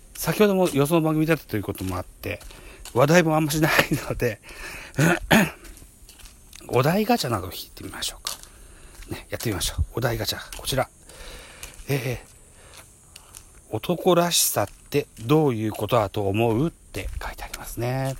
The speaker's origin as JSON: {"language": "Japanese", "country": "Japan", "tie": "born or raised there", "said": "生まれも育ちも現在も田舎暮らしなので"}